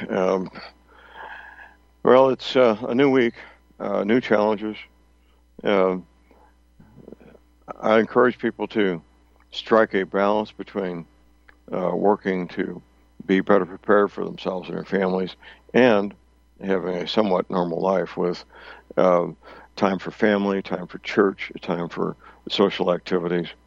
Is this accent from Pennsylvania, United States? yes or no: no; St. Louis, Missouri, United States; moved away; I came out here from St. Louis uh, in 1999. I didn't know anybody out here.